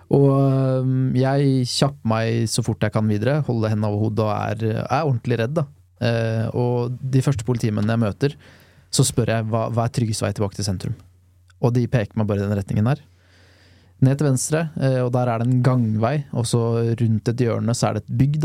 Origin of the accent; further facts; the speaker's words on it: Lørenskog, Akershus, Norway; Da er jeg ti år gammel. Og jeg mener og erindrer at jeg sitter rundt frokostbordet hjemme i Lørenskog